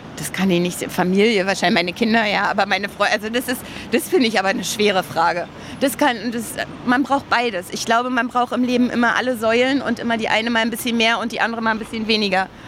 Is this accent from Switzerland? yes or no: no; Berlin, Germany; ich bin in Berlin geboren, groß geworden